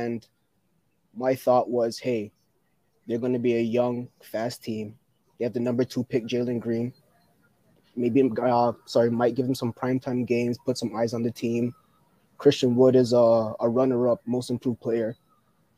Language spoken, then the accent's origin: English; Toronto, Ontario, Canada; I'm from Toronto too